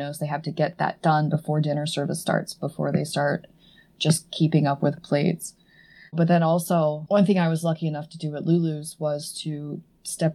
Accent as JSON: {"language": "English", "town": "Edmond", "region": "Oklahoma", "country": "United States", "tie": "born or raised there", "also_born_or_lived": "Stillwater, Oklahoma", "moved": "as an adult", "lives_now": "Boston, United States", "said": "I grew up in Edmond"}